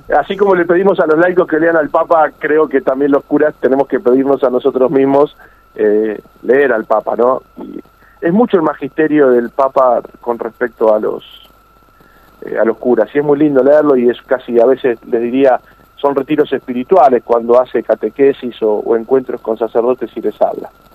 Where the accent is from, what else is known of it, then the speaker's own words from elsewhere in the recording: Argentina; Los argentinos tenemos que estar orgullosos